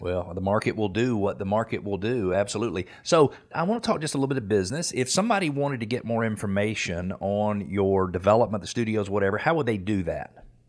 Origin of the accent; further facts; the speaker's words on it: Atlanta, Georgia, United States; I'm from Atlanta, so I remember when we started building movie studios